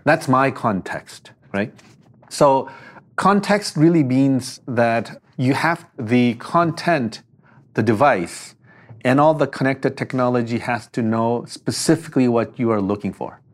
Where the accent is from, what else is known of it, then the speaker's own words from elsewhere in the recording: South Korea; moved away; also born or lived in Palo Alto / Detroit / Berkeley; I'm from Korea